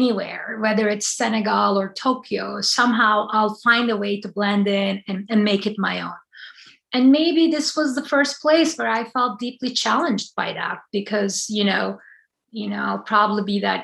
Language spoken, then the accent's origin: English; Turkey; moved away as an adult; now in Anchorage, United States; I was born and raised in Turkey, so I moved to the States in my early 20s